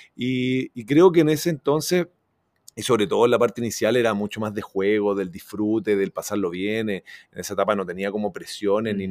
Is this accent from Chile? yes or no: yes; Chile; me siento muy brasilero también, o sea, como soy muy chileno, pero yo todos los veranos, imagínate, me iba a Brasil